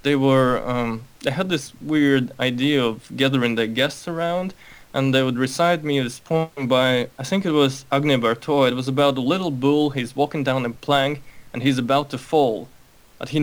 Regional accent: Moscow, Russia; also born or lived in Baku, Azerbaijan; now in United States; I was born in Baku. I'm Armenian, so my family had to leave early on because of all the racial stuff. My conscious memory pretty much starts in Russia, in Moscow, where I grew up.

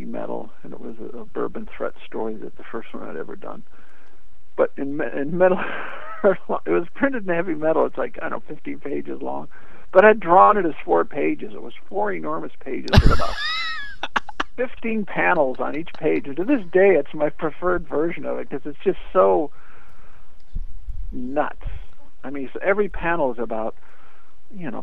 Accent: Iowa, United States; I grew up in Iowa, I didn't have anything there

